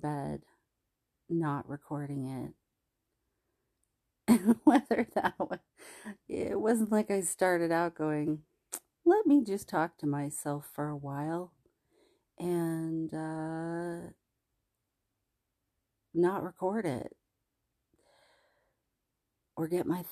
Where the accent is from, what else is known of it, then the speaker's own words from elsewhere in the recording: the South, United States; I was born in the South